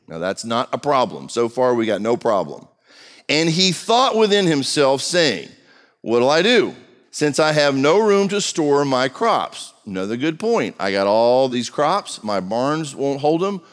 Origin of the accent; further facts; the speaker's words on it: United States; I was born in America